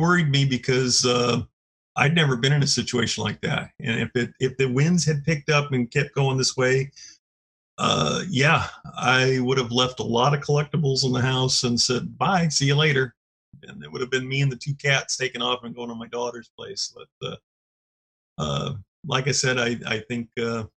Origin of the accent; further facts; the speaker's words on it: Orange County, Southern California, United States; moved away as an adult; now in Oregon, United States; I've been here in Oregon about 32 years. I grew up in Southern California. So, that's actually Orange County